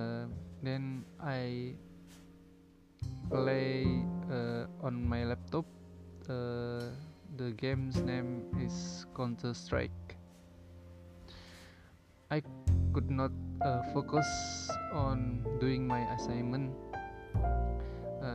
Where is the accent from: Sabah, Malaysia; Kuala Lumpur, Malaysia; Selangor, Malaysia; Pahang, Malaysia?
Sabah, Malaysia; moved away as an adult; also born or lived in Tanjung Malim, Perak; my hometown at Sabah